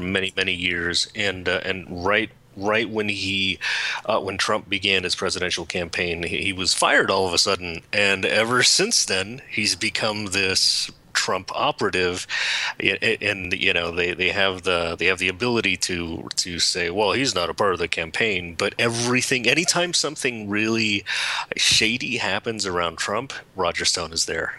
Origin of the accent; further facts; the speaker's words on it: California, United States; I was born in California